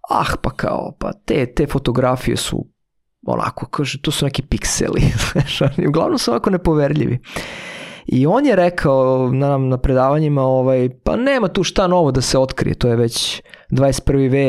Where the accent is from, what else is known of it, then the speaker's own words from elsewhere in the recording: Vršac, Vojvodina, Serbia; moved away; za nas koji smo iz, rodom iz Vršca